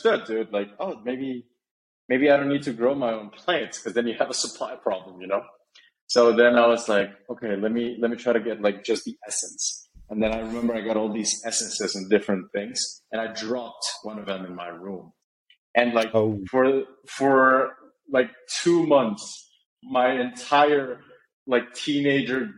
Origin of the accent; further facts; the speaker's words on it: Guatemala; I'm born and raised in Guatemala, still live here